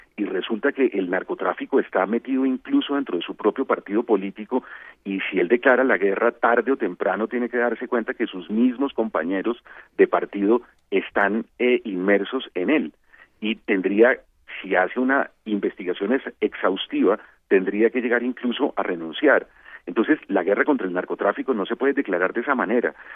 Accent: Colombia

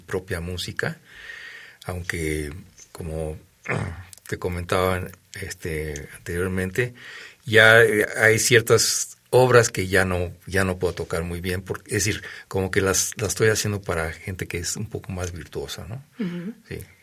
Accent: Mexico; lo que somos los mexicanos

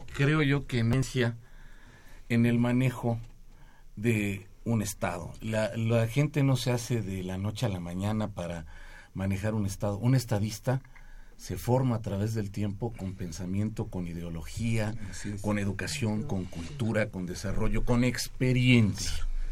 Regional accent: Mexico

